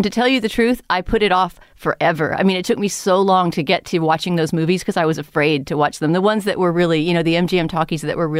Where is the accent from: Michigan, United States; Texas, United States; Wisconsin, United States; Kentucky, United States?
Texas, United States; San Antonio; But also, at least where I grew up in San Antonio, Texas, it was not easy to see silent movies, you know?